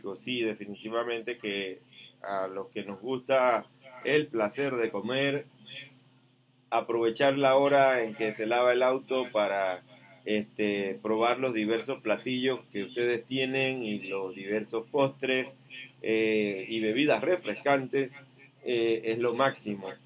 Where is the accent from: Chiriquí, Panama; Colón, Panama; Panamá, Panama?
Chiriquí, Panama; yo soy de Chiriquí